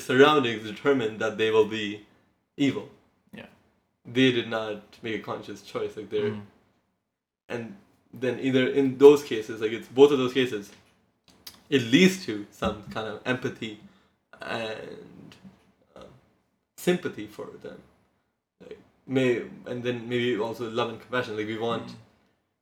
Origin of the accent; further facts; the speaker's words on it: India; I come from India